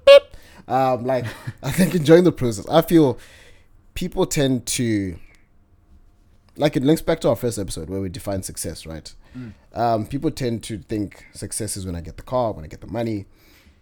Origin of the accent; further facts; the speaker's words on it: Zambia; moved away; Grew up in Zambia all the way up to high school.